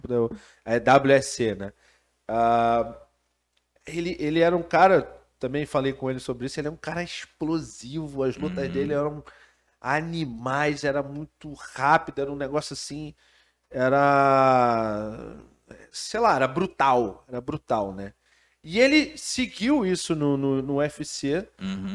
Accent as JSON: {"language": "Portuguese", "country": "Brazil", "said": "como brasileiro"}